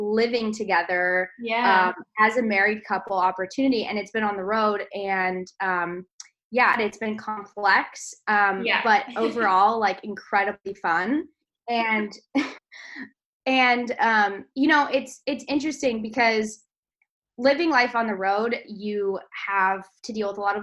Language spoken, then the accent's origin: English; California, United States; I was born in California, raised in California.